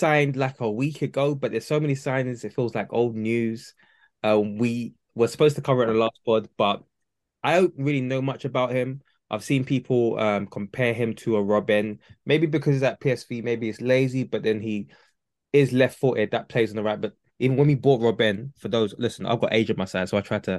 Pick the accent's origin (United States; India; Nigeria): Nigeria; I'm Nigerian